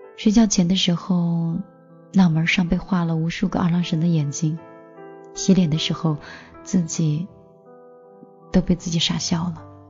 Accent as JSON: {"language": "Chinese", "region": "Xinjiang", "country": "China", "moved": "yes", "said": "九月回新疆的时候"}